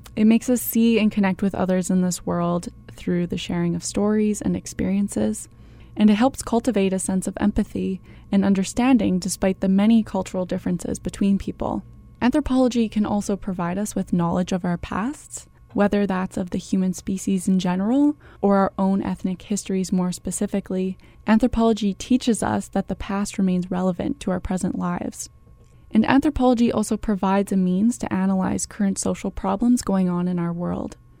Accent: Canada; I was born in Canada, so my behavior, my accent, My worldview and my experiences have all been shaped by Canadian culture

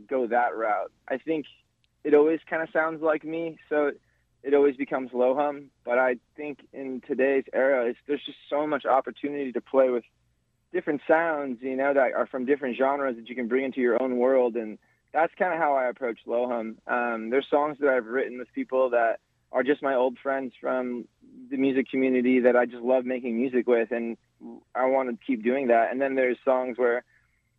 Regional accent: Hawaii, United States; also born or lived in California; I'm a Hawaiian musician playing indie rock

